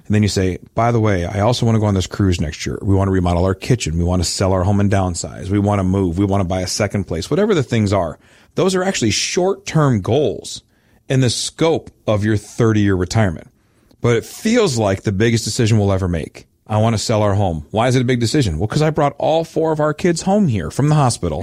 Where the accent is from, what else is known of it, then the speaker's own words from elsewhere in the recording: Midwest, United States; I'm a good Midwesterner